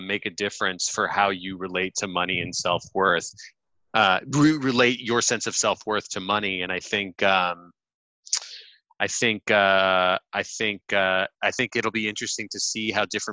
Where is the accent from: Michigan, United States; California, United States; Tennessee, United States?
California, United States; Los Angeles; I am born and raised in Los Angeles.